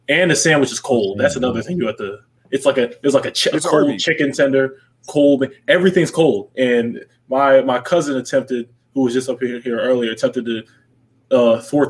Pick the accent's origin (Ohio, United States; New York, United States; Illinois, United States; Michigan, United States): New York, United States; I'm a hustler. I'm from New York